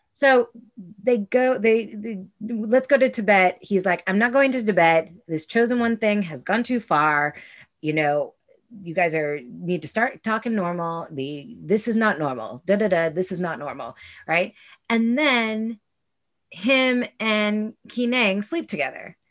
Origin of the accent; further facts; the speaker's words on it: United States; I still fucking am an American. I am still, in spite of many things, proud of being an American